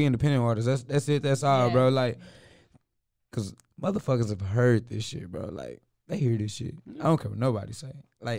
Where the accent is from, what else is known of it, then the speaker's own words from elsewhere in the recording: Texas, United States; And I'm from Texas.